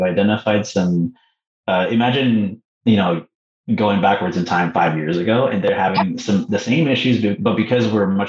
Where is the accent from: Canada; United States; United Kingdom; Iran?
Canada; I'm going to say Mexico, just because I'm Canadian, right?